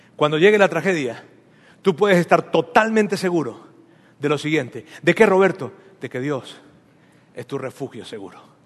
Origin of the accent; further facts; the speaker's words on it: Mexico; Aquí todos somos mexicanos